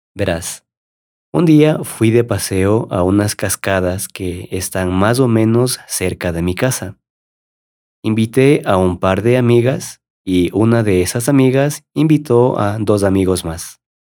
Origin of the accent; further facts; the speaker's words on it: Ecuador; como ecuatoriano